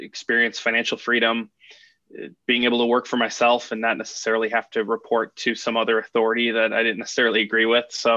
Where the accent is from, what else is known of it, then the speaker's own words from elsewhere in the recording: Chicago, Illinois, United States; also born or lived in Harwood Heights, Illinois; now in Naperville, United States; I was born in the Bucktown neighborhood of Chicago